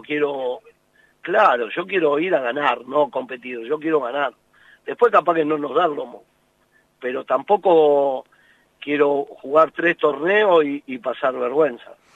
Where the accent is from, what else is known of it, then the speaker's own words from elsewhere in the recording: Argentina; nosotros somos así, los argentinos, por todos, yo me incluyo